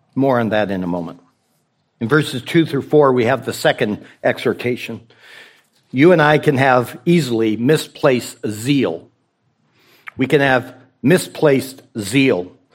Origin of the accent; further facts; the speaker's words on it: the West, United States; also born or lived in Rocky Mountains; I'm from the West